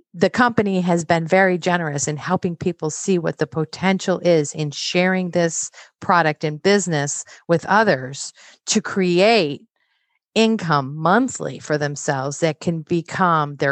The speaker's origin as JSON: {"language": "English", "region": "Midwest", "country": "United States", "said": "I'm from the Midwest."}